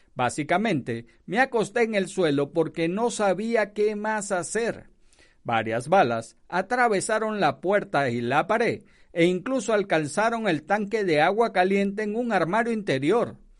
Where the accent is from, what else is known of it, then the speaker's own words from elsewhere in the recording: Venezuela; moved away; Yo soy de Venezuela